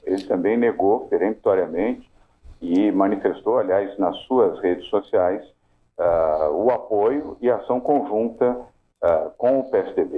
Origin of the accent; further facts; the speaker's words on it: Bahia, Brazil; now in São Paulo, Brazil; todo o estado da Bahia, que é meu estado também, é minha terra